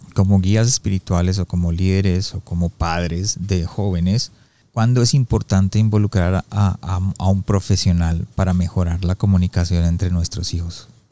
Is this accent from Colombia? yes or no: yes; Colombia; yo soy colombiano y en Colombia se usa mucho el no señor, sí señor